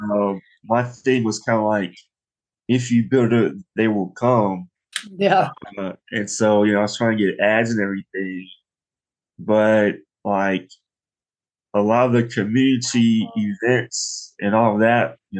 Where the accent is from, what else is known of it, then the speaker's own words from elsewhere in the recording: Nashville, Tennessee, United States; I was born and raised in Nashville